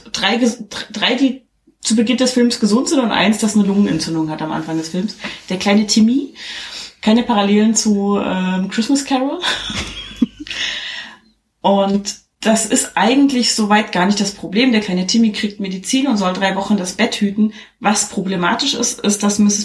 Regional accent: East Germany, Germany; Weil ich komme aus dem Osten

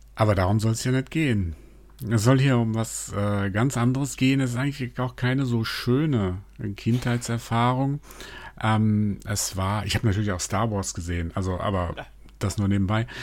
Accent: Mainz, Rhineland-Palatinate, Germany; ich bin in Mainz groß geworden

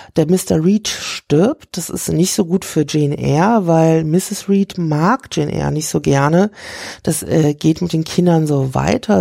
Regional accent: Rhine-Main, Germany; ich komme aus der Rhein-Main-Region

